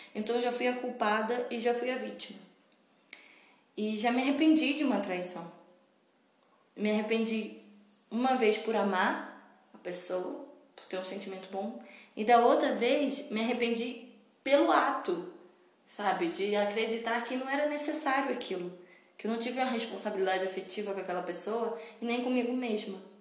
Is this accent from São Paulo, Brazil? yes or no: no; Petrópolis, Rio de Janeiro, Brazil; a cidade natal que é Petrópolis, minha cidade natal. Que é uma cidade do interior do Rio de Janeiro.